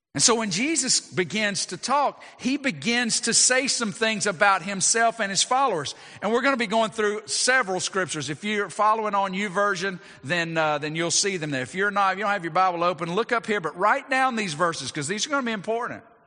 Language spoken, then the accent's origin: English; United States; as American citizens